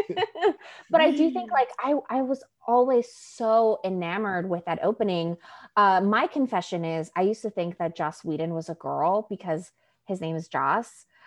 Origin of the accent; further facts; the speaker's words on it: New York, United States; first language Spanish; English is a second language; I grew up in New York